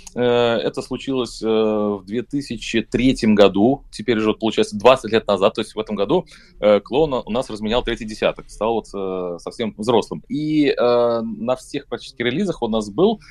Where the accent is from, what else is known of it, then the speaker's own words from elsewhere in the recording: Russia; я из России